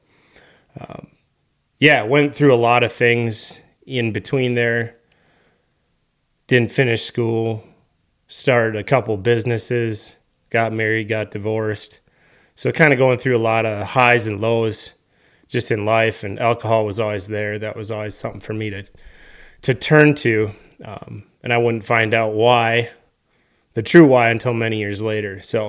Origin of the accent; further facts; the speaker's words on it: Wisconsin, United States; I grew up here in Western Wisconsin, St. Croix County, raised in a great family.